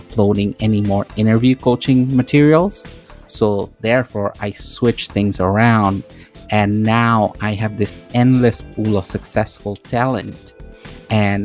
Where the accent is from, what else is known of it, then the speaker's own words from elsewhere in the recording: Toronto, Ontario, Canada; I'm from Toronto, Canada